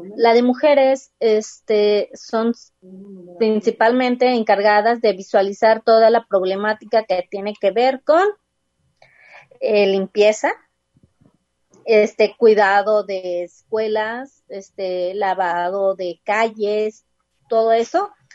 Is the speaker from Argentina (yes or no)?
no; Huejutla, Hidalgo, Mexico; moved away as an adult; now in Guadalajara, Mexico; la comunidad de, mm, de donde soy, de Huejutla